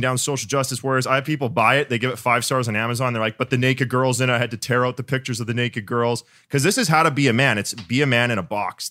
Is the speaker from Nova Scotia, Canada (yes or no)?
no; Winnipeg, Manitoba, Canada; I'm from Winnipeg, so, like, Midwest